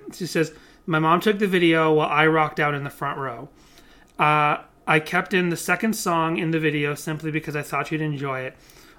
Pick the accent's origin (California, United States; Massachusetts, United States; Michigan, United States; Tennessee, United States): Massachusetts, United States; I grew up in New England, I grew up in Massachusetts